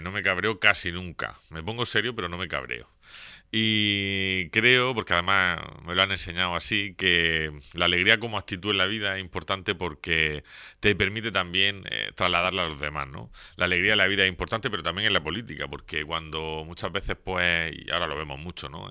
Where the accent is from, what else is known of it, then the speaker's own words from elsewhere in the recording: Torre Pacheco, Region of Murcia, Spain; vecino de Pacheco desde que nací. He vivido aquí toda mi vida, toda mi vida. nací en el barrio de San Juan